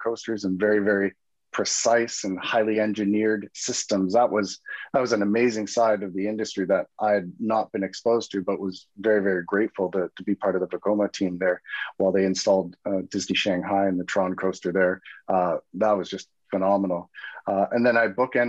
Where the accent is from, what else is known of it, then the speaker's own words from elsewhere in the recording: Vancouver, British Columbia, Canada; a young boy growing up in Vancouver and going to Expo 86